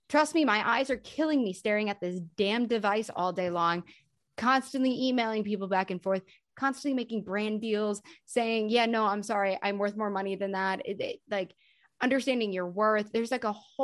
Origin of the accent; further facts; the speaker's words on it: New York, United States; I'm from New York and I didn't live in Palm Beach, Florida